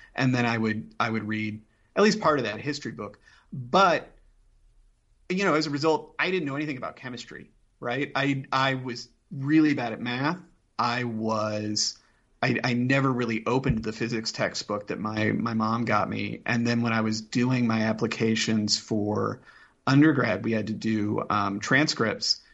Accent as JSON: {"language": "English", "town": "Indianapolis", "region": "Indiana", "country": "United States", "tie": "born or raised there", "said": "I grew up in Indianapolis"}